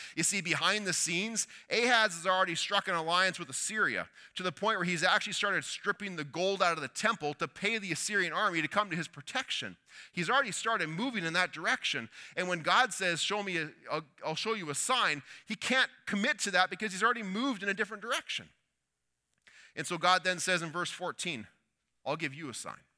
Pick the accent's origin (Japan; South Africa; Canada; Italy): Canada; we're Canadian